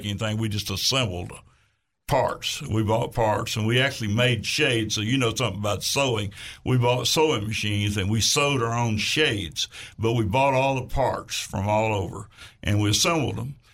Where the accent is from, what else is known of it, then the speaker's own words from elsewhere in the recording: Tamo, Arkansas, United States; I'm from Tamo